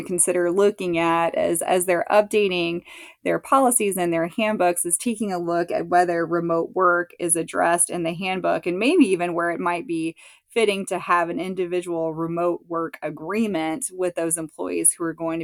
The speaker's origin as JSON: {"language": "English", "region": "Florida", "country": "United States", "said": "My home state of Florida"}